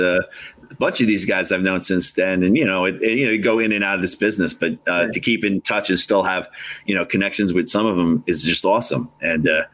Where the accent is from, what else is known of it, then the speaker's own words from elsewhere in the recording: New Jersey, United States; also born or lived in Long Island, New York; I was originally from Long Island, and then, you know, New Jersey since third grade